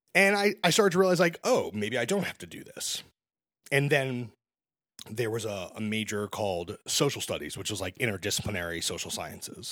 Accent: Brooklyn, New York, United States; I'm born and raised in Brooklyn.

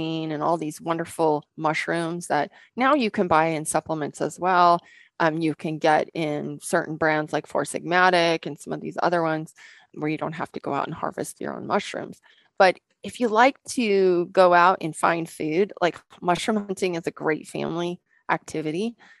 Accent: Washington, United States; So we came from Western Washington, which is a humid, lots of water, good sun in the summertime, and it doesn't get really cold there.

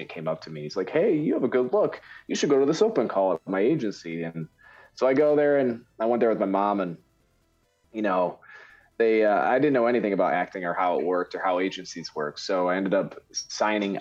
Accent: Michigan, United States; I'm from Michigan

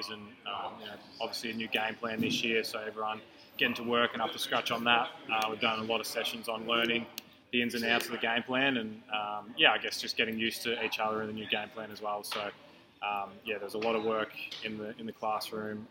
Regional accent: Ballarat, Victoria, Australia; growing up in Ballarat

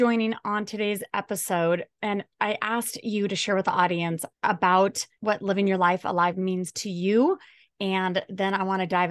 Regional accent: United States; I'm American

